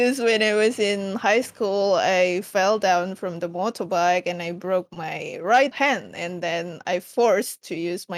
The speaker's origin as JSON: {"language": "English", "country": "Indonesia", "said": "I'm from Indonesia and currently I live in Jakarta because I work in Jakarta."}